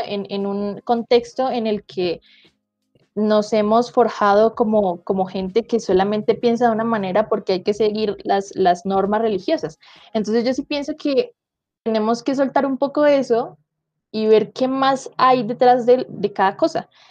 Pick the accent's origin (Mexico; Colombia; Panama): Colombia